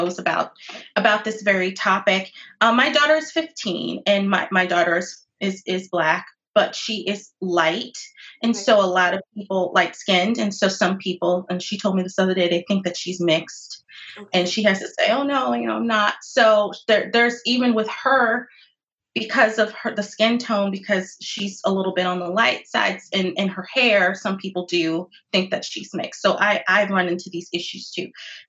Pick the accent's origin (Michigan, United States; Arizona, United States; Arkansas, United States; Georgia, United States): Arizona, United States; Phoenix; I grew up in Phoenix, Arizona